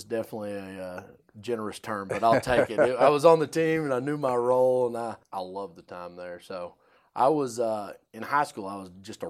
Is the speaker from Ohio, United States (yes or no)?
no; Springfield, Missouri, United States; I was from Springfield, Missouri, and always wanted to go to the University of Arkansas and be a Razorback.